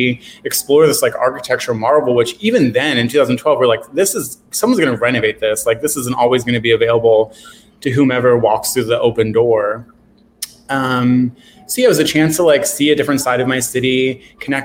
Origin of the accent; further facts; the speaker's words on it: Philadelphia, Pennsylvania, United States; I grew up here. I grew up in Fishtown